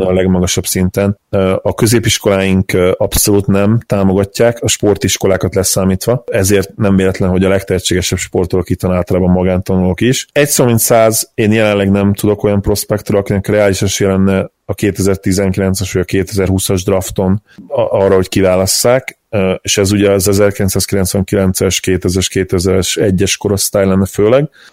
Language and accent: Hungarian; Hungary